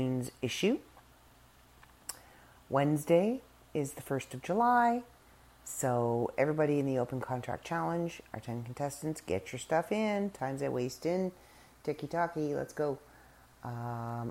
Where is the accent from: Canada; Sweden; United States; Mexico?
Canada; We are Canadian. We're still here